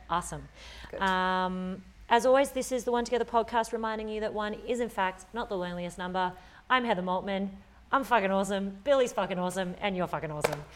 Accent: Australia; our culture here as an Australian

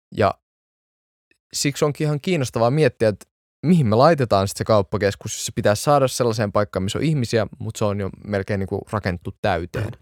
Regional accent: Espoo, Uusimaa, Finland; Mä oon varttunut Espoossa

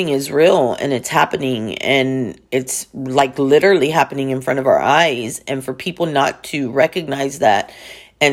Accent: Texas, United States; where I'm from Texas, we're oil and gas

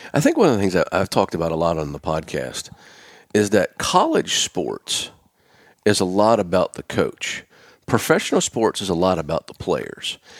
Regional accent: Pennsylvania, United States; I'm from Pennsylvania, so I'm a Penn Stater

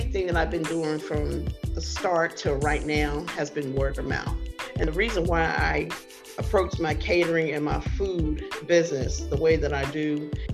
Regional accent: the South, United States; that's where we're from. We're from the South.

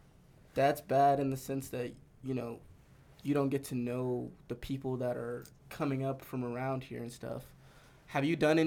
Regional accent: Denver, Colorado, United States; I grew up in Montbello

